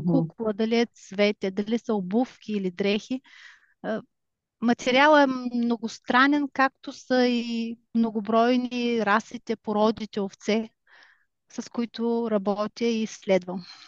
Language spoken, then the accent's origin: Bulgarian; Bulgaria; now in Germany; аз все пак съм си българка и държа на това